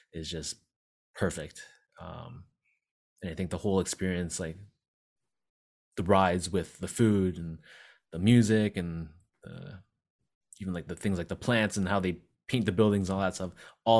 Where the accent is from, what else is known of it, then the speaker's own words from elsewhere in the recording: Toronto, Ontario, Canada; we born and raised in Toronto